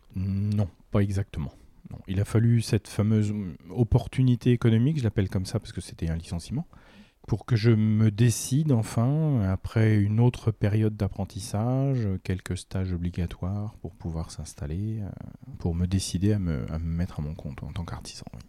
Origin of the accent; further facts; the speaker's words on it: Romorantin-Lanthenay, Centre-Val de Loire, France; je suis arrivé à Romantin, je devais avoir 7 ans. Donc euh, ça fait un petit moment que je suis dans la région quand même